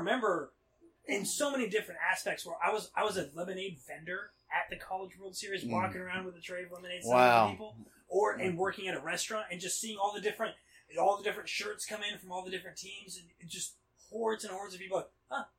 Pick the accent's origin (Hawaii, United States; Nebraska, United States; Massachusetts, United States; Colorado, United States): Nebraska, United States; Omaha; moved away; I'm from Omaha, Nebraska